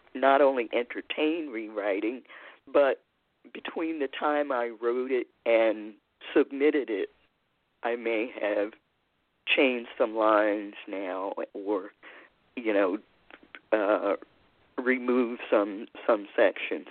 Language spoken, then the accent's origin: English; Baltimore, Maryland, United States; I am a native of Baltimore City, Maryland, and have lived in more than one neighborhood.